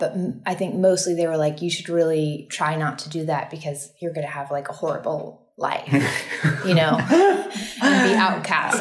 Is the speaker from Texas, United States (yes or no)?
yes; Austin, Texas, United States; I grew up in Austin, Texas.